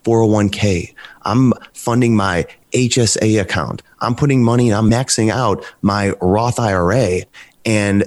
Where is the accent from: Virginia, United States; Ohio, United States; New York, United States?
Ohio, United States; Cleveland; now in Cincinnati, United States; I'm from the Cleveland area. Right now, I'm currently living in Cincinnati.